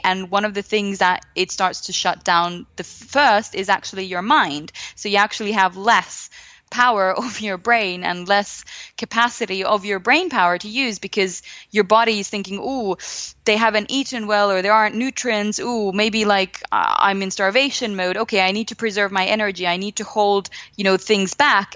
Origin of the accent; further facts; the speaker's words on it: Finland; I come from Finland